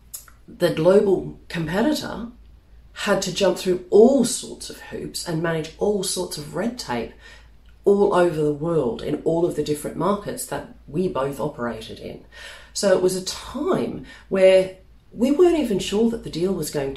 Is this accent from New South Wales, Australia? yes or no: no; Melbourne, Victoria, Australia; moved away as an adult; now in London, United Kingdom; In 2004, I moved from Melbourne in Australia, my hometown, over here to London.